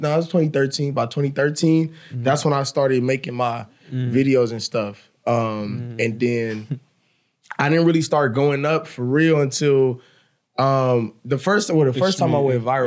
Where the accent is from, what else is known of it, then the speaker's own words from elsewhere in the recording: San Francisco, California, United States; I'm from the Bay Area, San Francisco